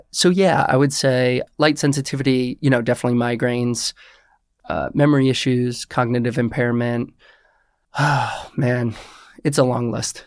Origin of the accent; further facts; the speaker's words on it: Westchester, New York, United States; I am originally from Westchester, New York.